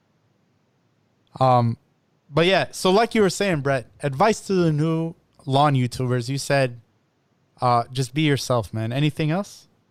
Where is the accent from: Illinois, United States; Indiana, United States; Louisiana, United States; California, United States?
Illinois, United States; I'm also from Illinois, but uh, I'm in Naperville